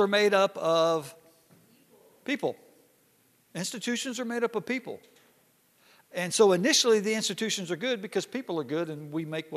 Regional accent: Hot Springs, Arkansas, United States; me growing up in Hot Springs, Arkansas

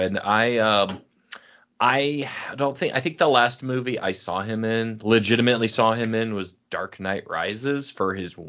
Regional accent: Cork, Munster, Ireland; born there; No, I was born in Cork, Ireland, but yeah.

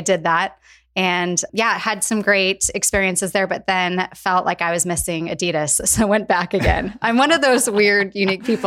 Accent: Spokane, Washington, United States; also born or lived in Portland, Oregon; I was actually born and raised in Spokane, Washington. Northwest girl at heart.

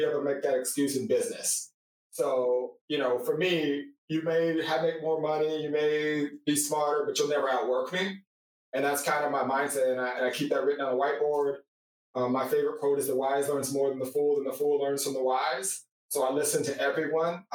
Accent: California, United States; I'm from California

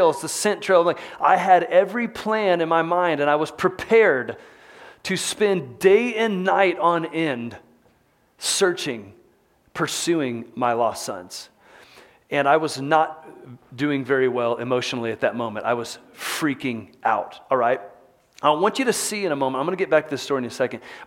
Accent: Texas, United States; moved away as an adult; now in Salt Lake City, United States; growing up in Texas, I spent a lot of time hunting

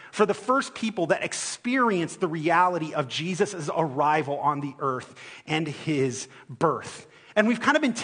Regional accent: Ohio, United States; moved away; I'm from Ohio

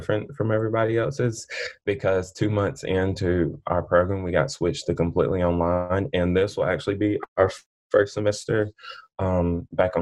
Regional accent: Ashville, Alabama, United States; I'm from Asheville, Alabama

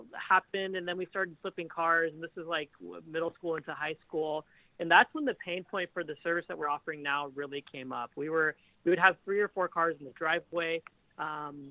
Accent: Kansas City, United States; I grew up in Kansas City, born, raised Kansas City

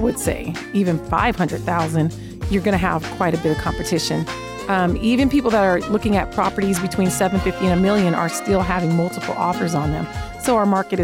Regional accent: Seattle, Washington, United States; now in Las Vegas, United States; I live here in Vegas. This is my home, but I was born in Seattle

